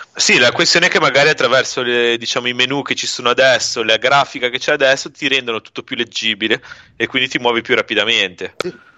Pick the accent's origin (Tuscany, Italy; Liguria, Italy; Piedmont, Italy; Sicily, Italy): Liguria, Italy; Genoa; da buon genovese